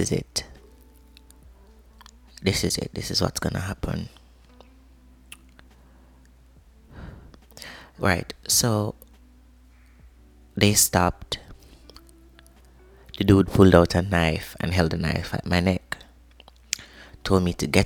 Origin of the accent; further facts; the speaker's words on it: Jamaica; I am Jamaican by birth.